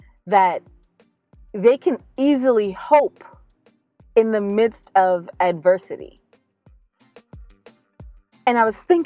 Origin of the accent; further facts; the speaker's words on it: New York, United States; growing up in New York